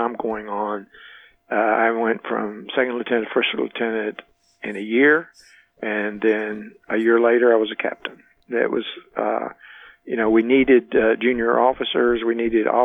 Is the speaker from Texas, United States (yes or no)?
yes; Baytown, Texas, United States; moved away as an adult; also born or lived in Germany / Richmond / Atlanta; moved them back to my hometown. We, you know, my family lived in Baytown